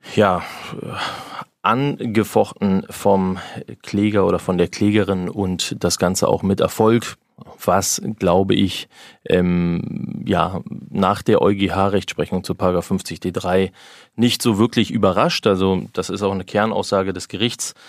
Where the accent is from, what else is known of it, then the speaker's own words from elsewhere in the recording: Berlin, Germany; also born or lived in Frankfurt (Oder); ich bin Berliner